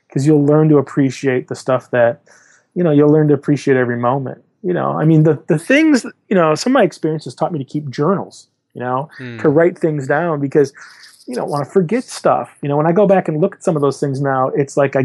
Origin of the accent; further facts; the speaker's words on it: Michigan, United States; now in Portland, United States; I'm from Michigan